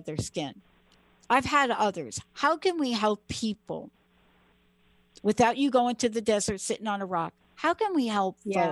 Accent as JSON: {"language": "English", "region": "New York", "country": "United States", "said": "I'm from New York"}